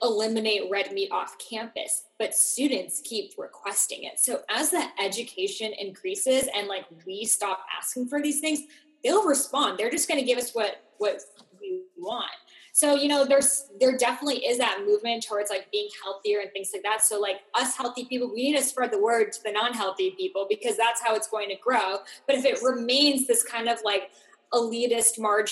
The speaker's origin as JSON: {"language": "English", "town": "Boston", "region": "Massachusetts", "country": "United States", "tie": "born or raised there", "said": "I grew up in Boston and I went to Boston University"}